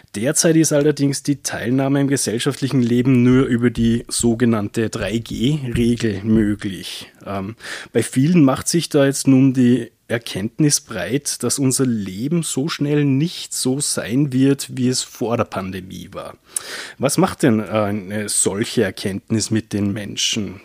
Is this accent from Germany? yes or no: no; Austria; wir als Österreicher